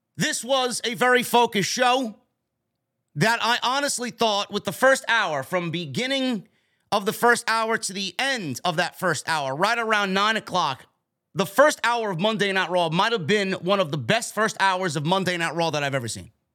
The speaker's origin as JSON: {"language": "English", "region": "New York", "country": "United States", "tie": "born or raised there", "said": "my hometown of New York"}